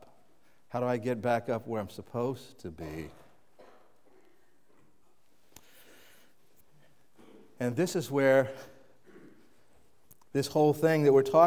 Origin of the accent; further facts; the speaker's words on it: Kansas City, United States; now in New England, United States; When I grew up in Kansas City